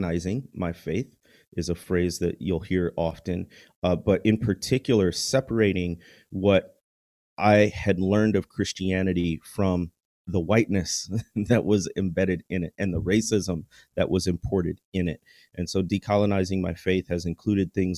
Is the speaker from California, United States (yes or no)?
no; Chicago, Illinois, United States; also born or lived in Notre Dame, Indiana; I grew up in the Chicagoland area